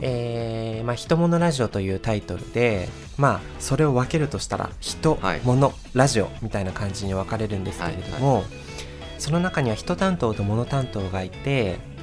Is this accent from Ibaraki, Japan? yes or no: no; Sapporo, Hokkaido, Japan; moved away as an adult; now in Nagoya, Japan; 私たち多分結構そのねあの、はい、どさんこなんですよ北海道